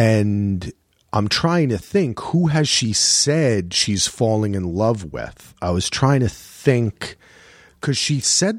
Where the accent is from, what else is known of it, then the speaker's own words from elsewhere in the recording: New Jersey, United States; But I'm from Jersey, so sometimes they go the O's and the A's.